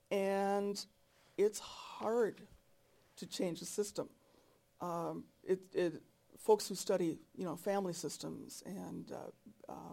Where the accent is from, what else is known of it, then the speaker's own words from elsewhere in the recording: North Dakota, United States; I'm from North Dakota.